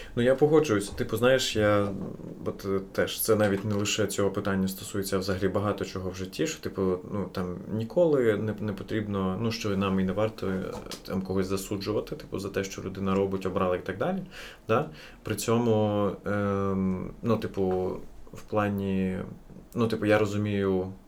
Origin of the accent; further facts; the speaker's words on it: Kyiv, Ukraine; first language Russian; Ukrainian is a second language; я виріс в Києві у російськомовному оточенні, сам говорив російською з дитинства